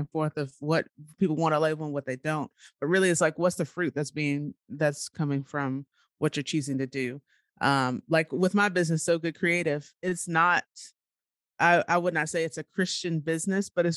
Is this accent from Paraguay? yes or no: no; Nashville, Tennessee, United States; I'm from Nashville